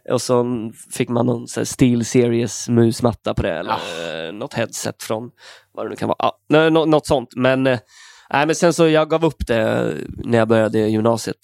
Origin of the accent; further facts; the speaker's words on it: Stenstorp, Västra Götaland, Sweden; moved away as an adult; now in Stockholm, Sweden; Från en liten ort mellan Falköping och Skövde. Ja. Stenstorp heter det